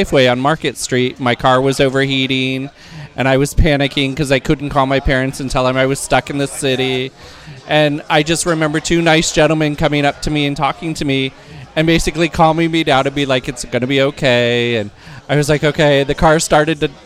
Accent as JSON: {"language": "English", "town": "San Mateo", "region": "California", "country": "United States", "tie": "born or raised there", "said": "Growing up in San Mateo, as I said, it seems so far away when it's so close to, you know, Oz or the Mecca of San Francisco"}